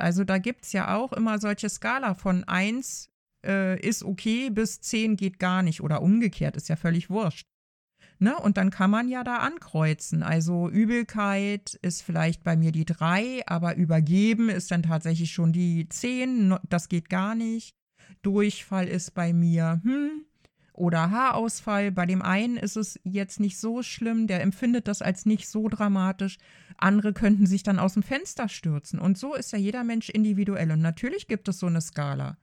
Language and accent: German; Germany; bei uns in Deutschland